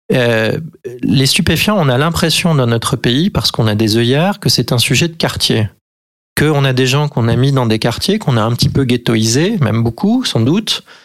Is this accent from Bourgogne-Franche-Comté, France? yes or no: no; Limousin, near Oradour-sur-Glane, Nouvelle-Aquitaine, France; moved away; je suis originaire du Limousin, je suis né à côté de Radour-sur-Glane